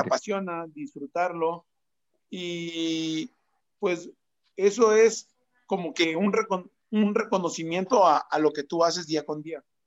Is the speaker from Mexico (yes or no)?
yes; Mexico; Soy marquetero, soy mexicano